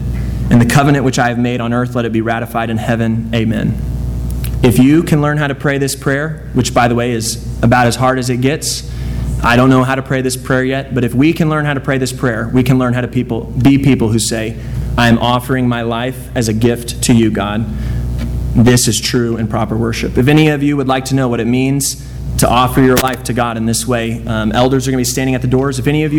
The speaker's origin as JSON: {"language": "English", "town": "Dallas", "region": "Texas", "country": "United States", "tie": "born or raised there", "said": "I grew up in Dallas. I gotta like the Cowboys."}